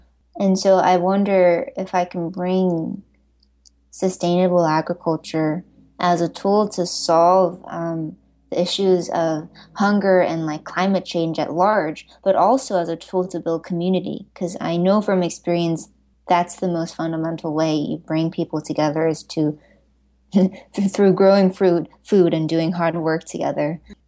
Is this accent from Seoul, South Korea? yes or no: yes; Seoul, South Korea; moved away; I'm from Korea, South Korea, and although I spent half of my life overseas, that's my hometown, so that root is very deep in me.